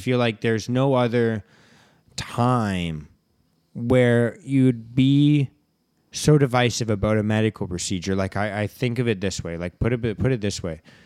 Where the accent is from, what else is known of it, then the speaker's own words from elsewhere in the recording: Vancouver, British Columbia, Canada; we grew up in Vancouver here